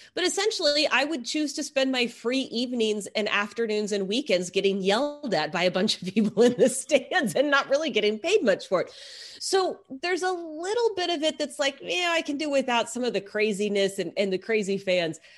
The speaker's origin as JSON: {"language": "English", "region": "Texas", "country": "United States", "tie": "born or raised there", "said": "I grew up in Texas"}